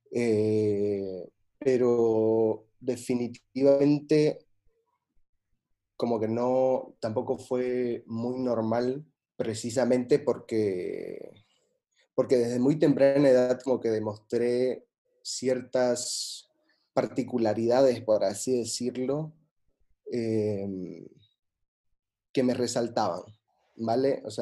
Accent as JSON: {"language": "Spanish", "town": "Santa Cruz de la Sierra", "region": "Santa Cruz", "country": "Bolivia", "moved": "as an adult", "lives_now": "Barcelona, Spain", "said": "soy boliviano-americano"}